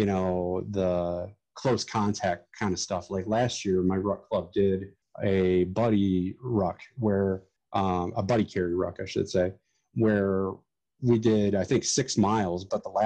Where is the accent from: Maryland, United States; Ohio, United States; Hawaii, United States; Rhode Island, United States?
Ohio, United States; here in my hometown